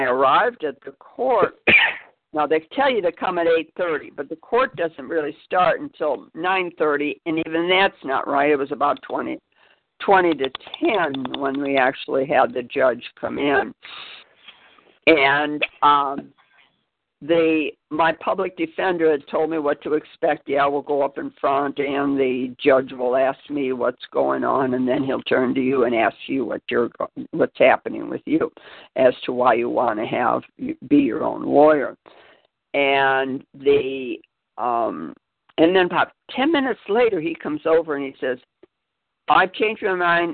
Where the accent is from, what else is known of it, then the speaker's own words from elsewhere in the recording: Spartanburg, South Carolina, United States; I'm from Spartanburg, which is a half hour away